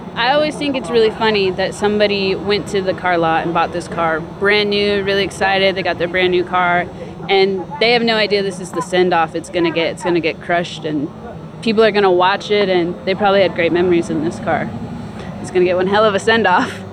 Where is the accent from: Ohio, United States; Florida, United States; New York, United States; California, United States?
California, United States; Ventura; I am from Ventura, which is just a few hours up the coast